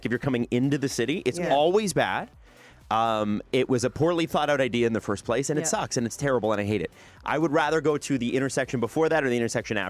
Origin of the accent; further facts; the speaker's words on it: Toronto, Ontario, Canada; I'm from the East End.